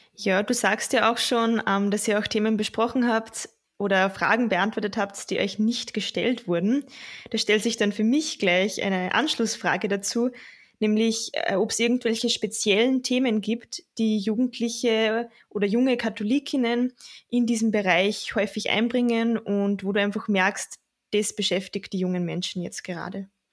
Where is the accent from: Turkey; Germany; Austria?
Austria; Linz, Upper Austria; ich komme aus Linz, ich studiere Kulturwissenschaften und arbeite nebenbei in der Diözese in Linz